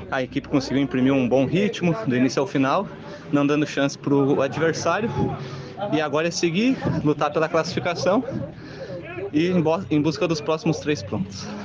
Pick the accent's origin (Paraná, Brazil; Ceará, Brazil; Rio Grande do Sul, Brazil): Rio Grande do Sul, Brazil; Sapiranga; Eu sou de Sapiranga.